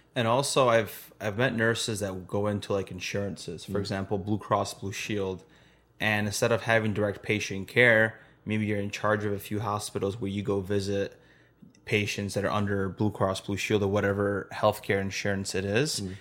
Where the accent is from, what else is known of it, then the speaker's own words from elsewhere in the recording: Chicago, Illinois, United States; We're from Chicago